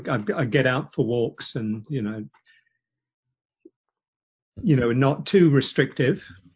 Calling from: Silver Spring, Maryland, United States; I'm based just out of Washington, outside of Washington, D.C. in Silver Spring, Maryland.

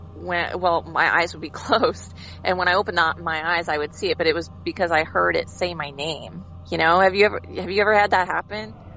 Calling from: Branson, Missouri, United States; I'm calling from Branson, Missouri.

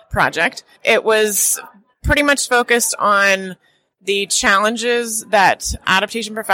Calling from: Oakland, California, United States; Oakland, California, and I am a climate resilience and risk specialist and a personal resilience advocate.

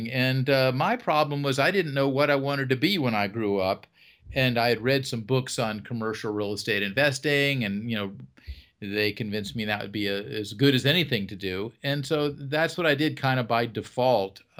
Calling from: North Carolina, United States; well right now i am in north carolina i uh, have homes in florida and north carolina i kind of follow the weather

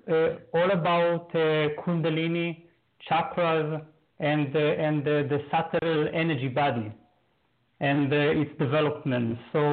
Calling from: Berlin, Germany; Berlin, Germany.

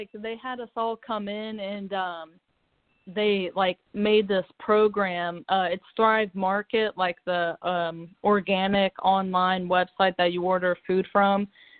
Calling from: Cincinnati, Ohio, United States; I'm calling from Cincinnati, Ohio.

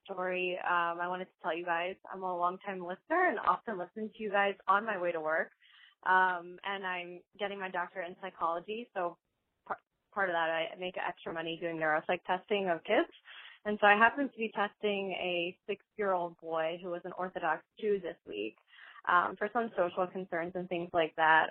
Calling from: Chicago, Illinois, United States; I'm calling from Chicago

